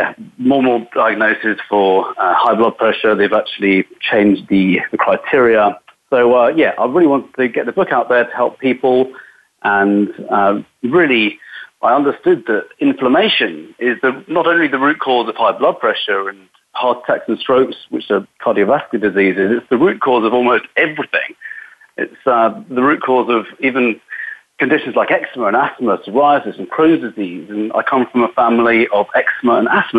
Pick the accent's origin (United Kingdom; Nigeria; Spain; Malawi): United Kingdom; England; moved away as an adult; now in Los Angeles, United States; I am from England, a very small country